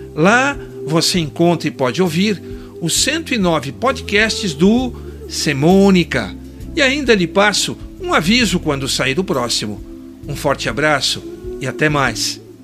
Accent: Botucatu, São Paulo, Brazil; Setembro me leva para a infância, lembrando dos desfiles do 7 de setembro nas escolas onde a gente estudava com bandas marciais em Botucatu, minha terra natal

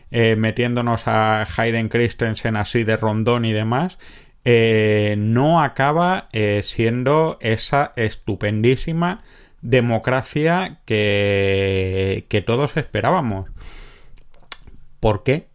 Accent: a village near Granada, Andalusia, Spain; cuando yo era pequeño en mi pueblo había que ir para todo a Granada

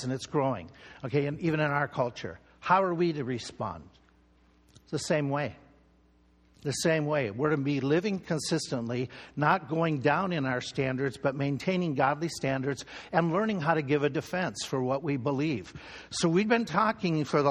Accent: Minnesota, United States; In our home state where I grew up in Minnesota

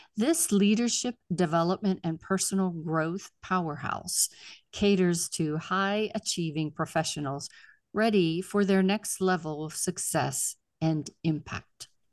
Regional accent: Pittsburgh, Pennsylvania, United States; moved away; I'm from Pittsburgh originally

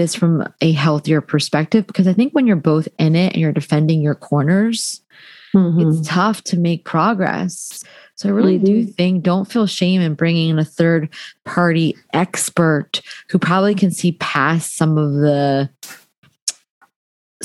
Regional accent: New Jersey, United States; I'm from Jersey, Thai American.

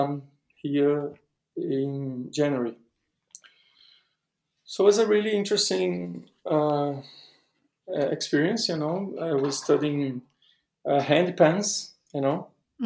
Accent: Recife, Pernambuco, Brazil; English is a second language; moved away as an adult; now in São Paulo, Brazil; the neighborhood I used to live in Recife

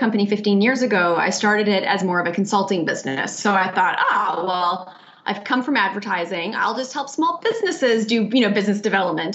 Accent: Canada; moved away as an adult; also born or lived in New York, United States; now in Melbourne, Australia; I am Canadian. I've lived in New York for 12 years, so I'm also a proud New Yorker

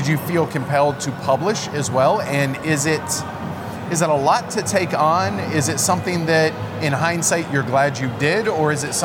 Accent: United States; as an American

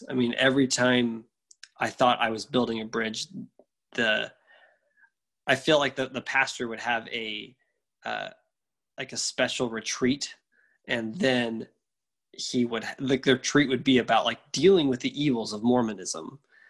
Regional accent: the South, United States; I grew up in the South, and the town where I grew up in had a terrible public school.

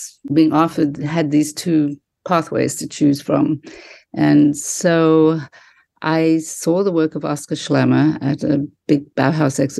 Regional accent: Durban, KwaZulu-Natal, South Africa; moved away; also born or lived in London; I grew up in Durban, South Africa

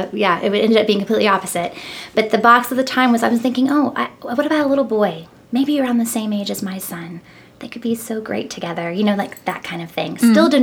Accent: Missouri, United States; moved away as an adult; also born or lived in New England; now in Nashville, United States; Spent some time up in the New England area when I was younger, but for the most part, I was raised in Missouri.

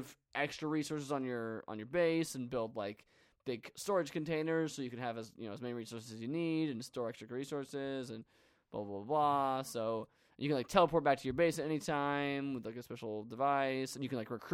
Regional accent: United Kingdom; I say this as a Brit

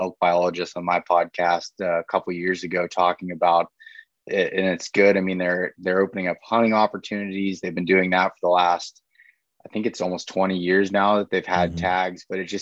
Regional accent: Pennsylvania, United States; in Pennsylvania, when I'm hunting deer, like this is my home state, I spend the most time in it.

